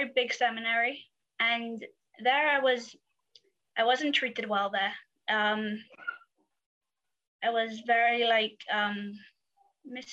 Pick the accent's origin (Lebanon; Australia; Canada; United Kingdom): United Kingdom; England; I grew up in England and I'm the oldest in my family.